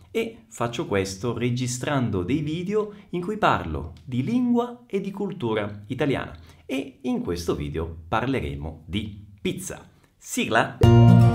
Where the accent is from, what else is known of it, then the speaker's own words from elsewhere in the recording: Messina, Sicily, Italy; Io sono nato a Messina, in Sicilia